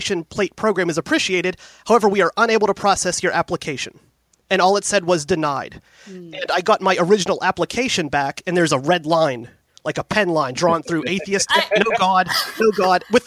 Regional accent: Pittsburgh, Pennsylvania, United States; I am born and raised in the Pittsburgh area. I live in the city proper right now.

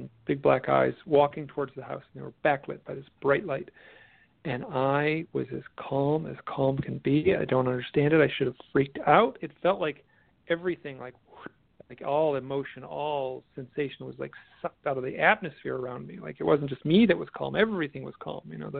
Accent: Midwest, United States; I'm from the Midwest.

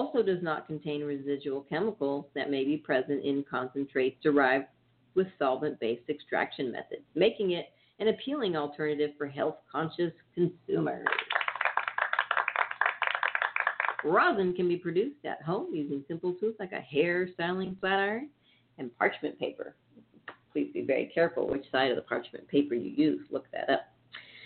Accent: Northern California, United States; I'm from Northern California

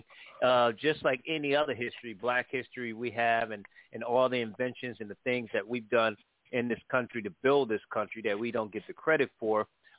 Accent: New Haven, Connecticut, United States; I'm actually from New Haven, Connecticut, and born and raised

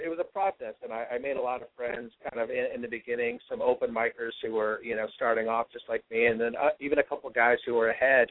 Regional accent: Bay Area, California, United States; growing up in the Bay Area

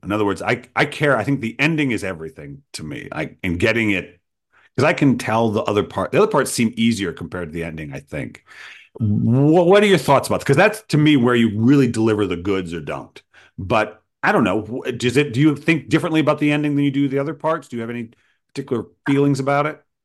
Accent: Rhode Island, United States; my native Rhode Island. Ah, my home state

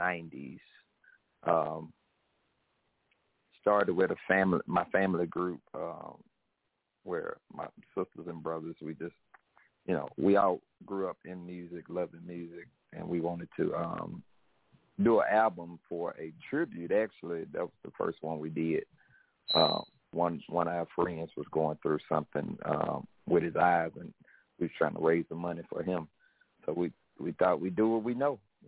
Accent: Mississippi, United States; now in Memphis, United States; an old foot stomping song that we grew up with down in Mississippi

